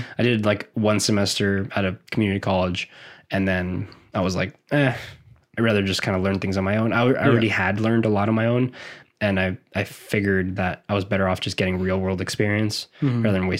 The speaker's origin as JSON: {"language": "English", "region": "South Florida", "country": "United States", "said": "I'm from South Florida."}